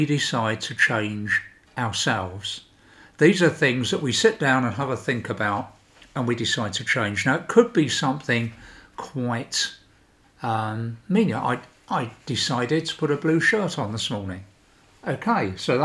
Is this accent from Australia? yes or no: no; United Kingdom; moved away as an adult; now in Sweden; I'm British, so I went through the whole process of Brexit